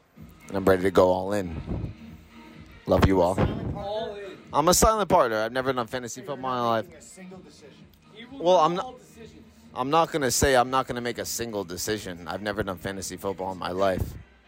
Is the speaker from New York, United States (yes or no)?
yes; New York, United States; I'm from New York.